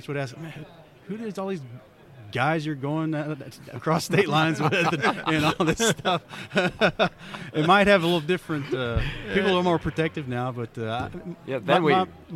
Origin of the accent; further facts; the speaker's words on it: Johnson City, Tennessee, United States; moved away; I'm from East Tennessee originally, Johnson City, Tennessee